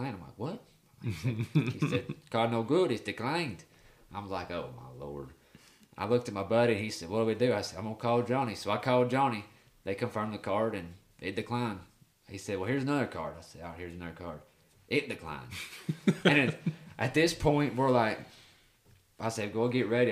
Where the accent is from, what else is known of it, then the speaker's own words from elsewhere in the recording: Tennessee, United States; we're from Tennessee